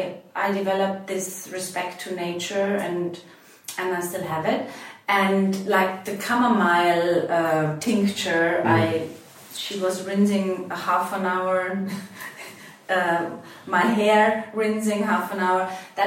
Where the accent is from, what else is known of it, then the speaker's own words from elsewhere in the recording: Austria; English is a second language; Actually, where I grew up, we have a very long tradition of using herbs for different products, you know.